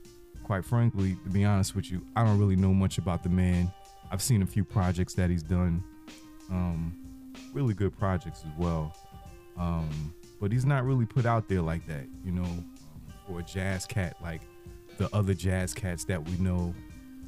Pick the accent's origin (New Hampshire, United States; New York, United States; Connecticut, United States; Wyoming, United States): New York, United States; New York City; I'm from Southside. Southside, Jamaica, 109 Ave, 142nd Ave